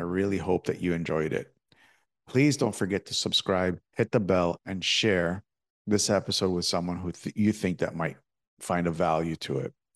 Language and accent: English; Toronto, Ontario, Canada; I'm from Toronto